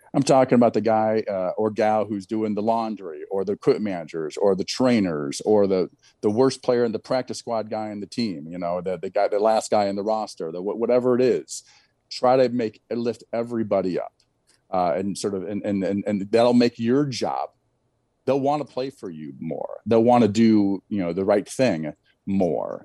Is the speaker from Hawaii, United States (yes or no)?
no; Eastern Iowa, United States; there was a tournament every, in my hometown every summer, won a lot of medals there